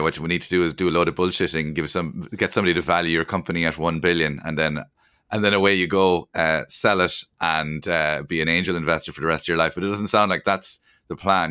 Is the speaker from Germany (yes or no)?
no; Cork, Munster, Ireland; we're both from Cork